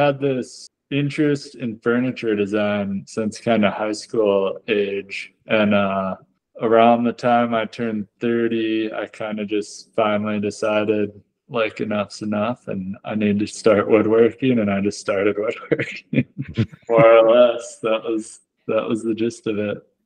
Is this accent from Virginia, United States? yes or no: no; Michigan, United States; moved away as an adult; also born or lived in San Diego, California; I was born and raised in Michigan